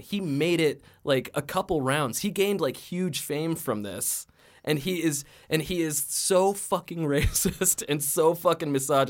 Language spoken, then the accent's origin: English; Aurora, Colorado, United States; I grew up in Aurora